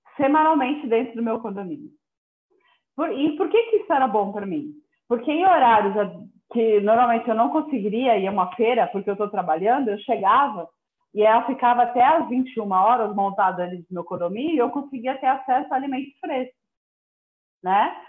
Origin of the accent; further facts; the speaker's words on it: São Paulo, Brazil; moved away as an adult; now in interior of São Paulo, Brazil; eu, eu, sou paulistana, né? Então, assim, há, há, dois anos e dois meses que eu estou vivendo no interior de São Paulo, mas até então vivi toda a minha vida e, na cidade, na metrópole